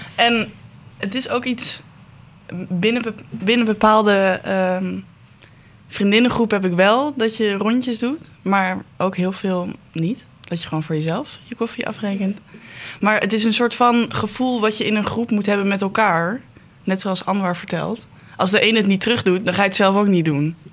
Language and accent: Dutch; Netherlands; als Nederlander